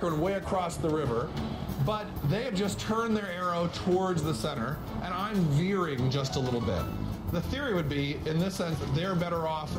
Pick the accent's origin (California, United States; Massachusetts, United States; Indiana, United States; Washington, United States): Massachusetts, United States; Boston; I'm a Bostonian